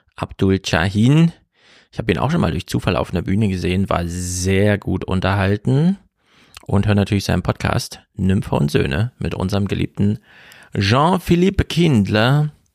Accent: Germany; als Deutsche

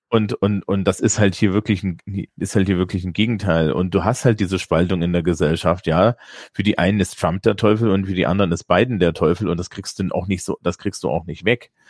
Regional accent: Germany; als Deutscher

